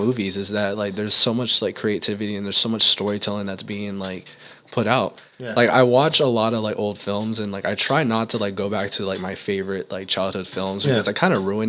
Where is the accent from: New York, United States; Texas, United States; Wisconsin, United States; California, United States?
California, United States; Vallejo; now in Las Vegas, United States; I'm from Vallejo, California, the Bay Area.